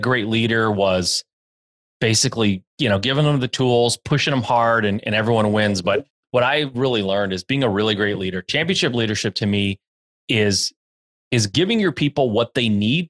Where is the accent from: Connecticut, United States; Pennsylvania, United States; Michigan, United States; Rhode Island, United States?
Michigan, United States; born and raised in Michigan, still live in Michigan